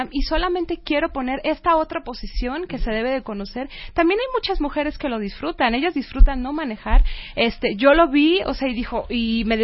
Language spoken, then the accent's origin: Spanish; Mexico; soy una musulmana como cualquier otra persona que vive de la misma manera, soy una mexicana